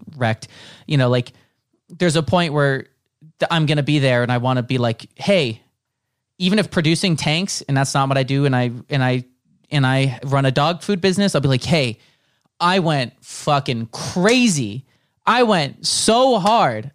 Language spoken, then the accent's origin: English; Bay Area, 30 minutes south of San Francisco, California, United States; moved away as an adult; now in Los Angeles, United States; I grew up like 30 minutes south of San Francisco